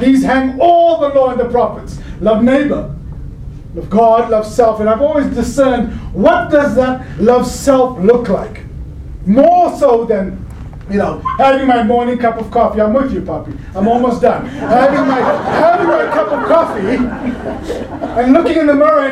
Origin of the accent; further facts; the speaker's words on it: Cape Town, Western Cape, South Africa; moved away; I grew up in Cape Town